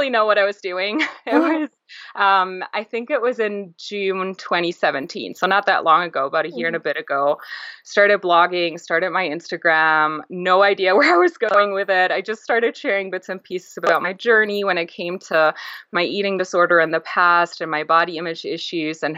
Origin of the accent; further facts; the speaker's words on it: Germany; I grew up in Europe, in Germany. My family is Greek and very traditional